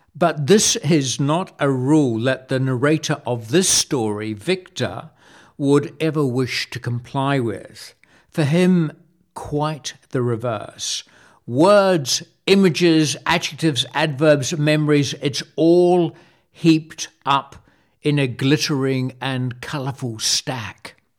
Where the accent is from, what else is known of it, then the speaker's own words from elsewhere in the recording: Wellington, New Zealand; moved away as an adult; also born or lived in France; my dad would take us to see the circus in Wellington, my hometown